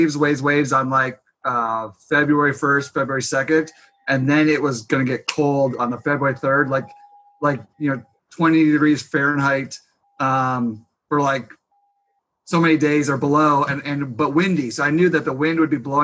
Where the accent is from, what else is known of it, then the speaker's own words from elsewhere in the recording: Grand Haven, Michigan, United States; also born or lived in Jackson Hole, Wyoming; I grew up in Grand Haven, and we moved back here